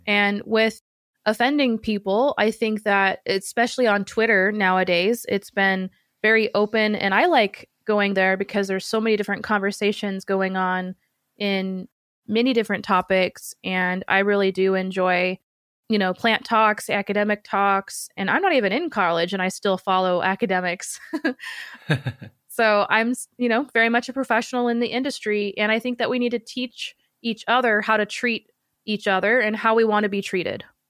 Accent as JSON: {"language": "English", "town": "Seattle", "region": "Washington", "country": "United States", "said": "I'm from Seattle where the original Starbucks was created"}